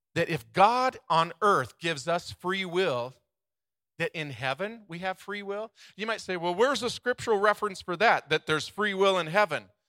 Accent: United States; We grew up in America

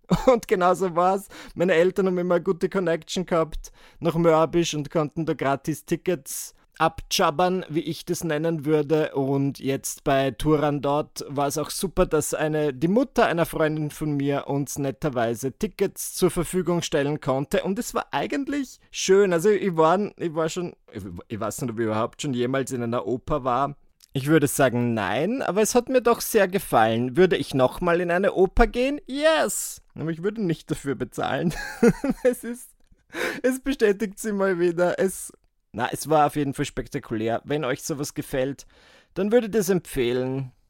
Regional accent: Burgenland, Austria; ich bin ja Burgenländer. Ich komme aus dem Burgenland. Ähm, meine Familie wohnt nach wie vor dort und mein Heimatort ist 40 Autominuten von Wien entfernt

